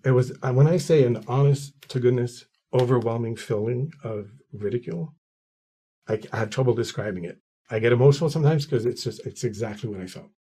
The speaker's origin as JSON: {"language": "English", "town": "Quebec City", "region": "Quebec", "country": "Canada", "tie": "born or raised there", "also_born_or_lived": "Ottawa / Gatineau", "moved": "as an adult", "said": "I was born and raised in Quebec City, the French part of town."}